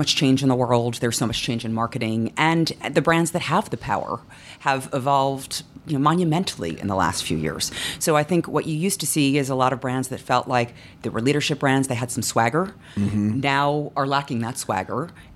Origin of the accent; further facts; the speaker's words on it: New York, United States; I grew up in New York